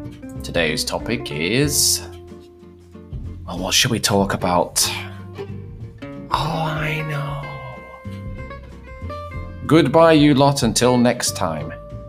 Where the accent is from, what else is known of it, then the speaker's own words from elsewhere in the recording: England, United Kingdom; I'm an Englishman, an English language teacher